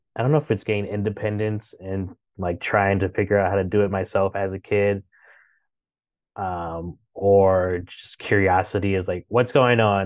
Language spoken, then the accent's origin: English; Chicago, Illinois, United States; moved away as an adult; also born or lived in Saint Louis / New York; now in Washington, D.C., United States; I grew up in Chicago